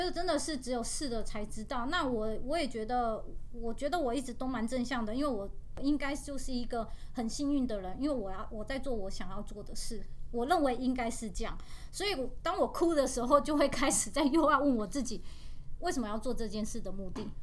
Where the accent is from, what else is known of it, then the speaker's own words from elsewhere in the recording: Taiwan; 我是台湾来的